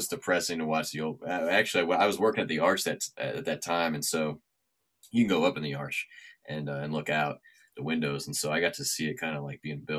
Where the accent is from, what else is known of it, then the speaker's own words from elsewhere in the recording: St. Louis, Missouri, United States; moved away; I'm from St. Louis